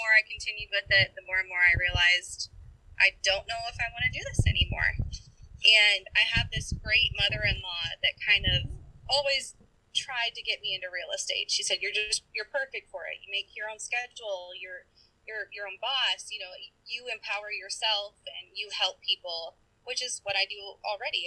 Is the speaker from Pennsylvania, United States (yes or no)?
no; Minnesota, United States; also born or lived in Eau Claire, Wisconsin / Georgia; now in Wisconsin, United States; I grew up mainly in Minnesota